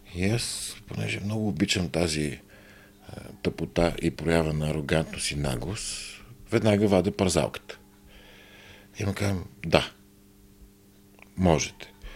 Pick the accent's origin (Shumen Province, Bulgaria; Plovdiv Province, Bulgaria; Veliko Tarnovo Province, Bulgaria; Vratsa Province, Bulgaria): Vratsa Province, Bulgaria; Byala Slatina; moved away; в моя роден град Бела Слатина